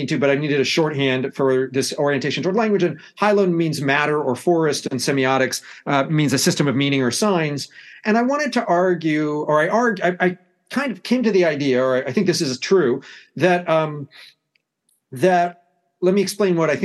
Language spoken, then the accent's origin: English; United States; accent: American; you can tell from my accent that I come from the United States.